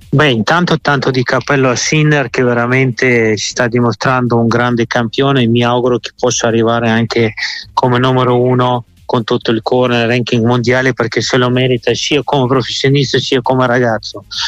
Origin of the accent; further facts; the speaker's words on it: Moscow, Russia; moved away; nella mia stessa città di Mosca